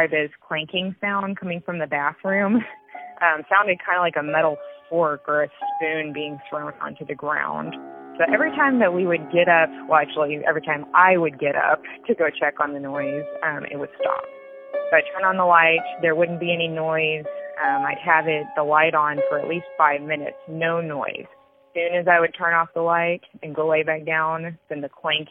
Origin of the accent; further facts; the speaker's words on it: Dallas, Texas, United States; I'm from Dallas, Texas.